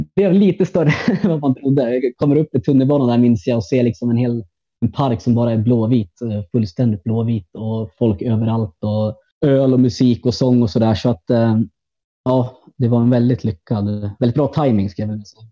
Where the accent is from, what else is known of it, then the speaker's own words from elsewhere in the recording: Gävle, Gävleborg County, Sweden; moved away as an adult; now in Berlin, Germany; jag är från, eh, från Gävle från början. född och uppvuxen i stan